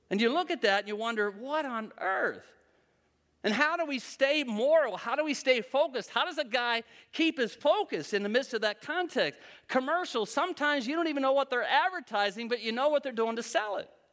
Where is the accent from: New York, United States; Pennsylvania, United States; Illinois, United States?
Pennsylvania, United States; Western; I'm from Western P